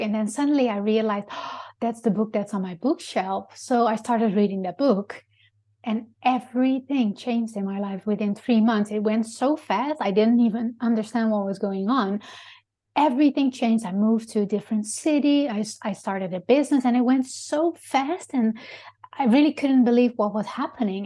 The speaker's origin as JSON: {"language": "English", "country": "Netherlands", "second_language": "English", "moved": "yes", "said": "I'm originally from Holland"}